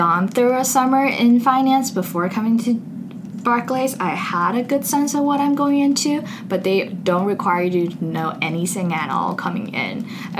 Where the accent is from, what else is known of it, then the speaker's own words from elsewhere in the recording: Beijing, China; also born or lived in Seattle, United States; now in United States; I'm originally from Seattle, spent 10 years growing up in Beijing before coming to Duke.